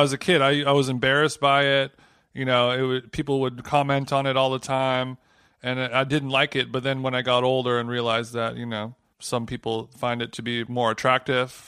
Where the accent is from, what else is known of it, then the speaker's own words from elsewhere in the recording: Orange County, California, United States; When I was growing up in Orange County